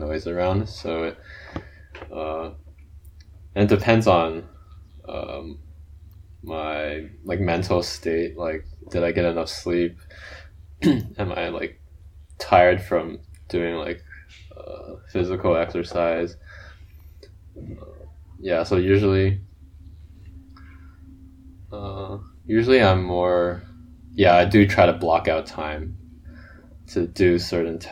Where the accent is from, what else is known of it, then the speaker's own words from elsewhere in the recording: Shanghai, China; moved away; I grew up in Shanghai, China